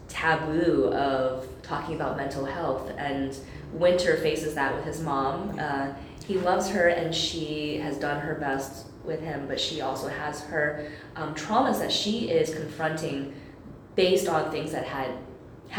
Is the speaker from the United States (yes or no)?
yes; United States; I am American, and that's where I grew up